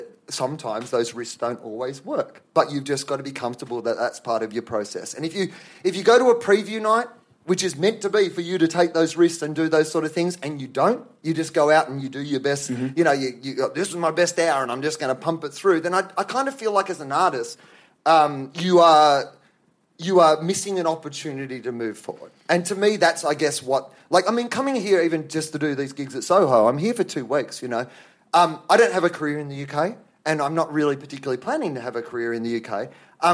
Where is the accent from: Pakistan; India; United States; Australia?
Australia; I'm an Australian